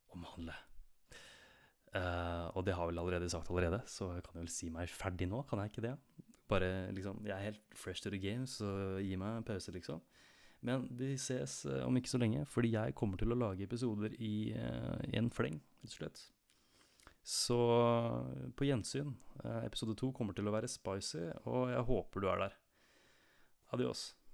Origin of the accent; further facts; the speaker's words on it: Nordre Follo, Viken, Norway; Jeg kommer fra Nordre Follo i eh, Viken storkommune, like sydøst for Oslo